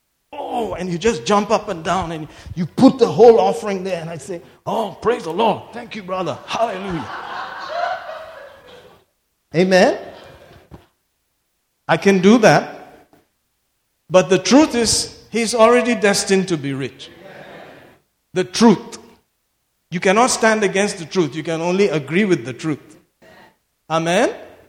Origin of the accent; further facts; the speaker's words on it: Mangalore, Karnataka, India; I love Mangalore even more because I'm from Mangalore.